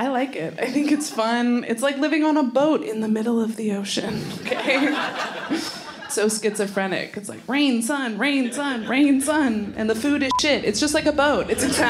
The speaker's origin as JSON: {"language": "English", "country": "Canada", "said": "I'm from Canada."}